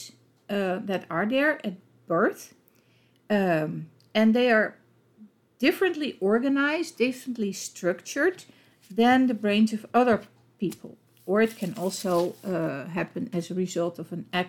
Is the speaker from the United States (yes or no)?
no; Netherlands; accent: Dutch; English is a second language; with my Dutch accent